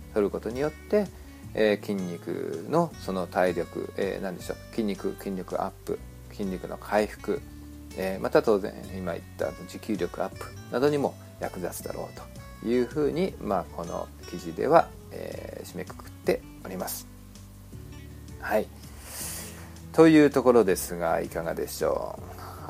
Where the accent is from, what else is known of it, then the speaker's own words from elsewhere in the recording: Japan; moved away as an adult; now in United States; 私もまあ日本で 生まれ育ちました